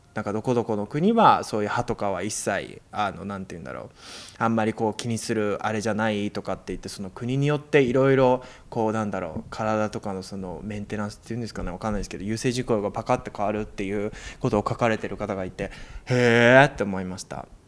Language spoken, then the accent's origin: Japanese; Japan; now in New York, United States; 日本人生やってた時、あの、バイトとかしてた時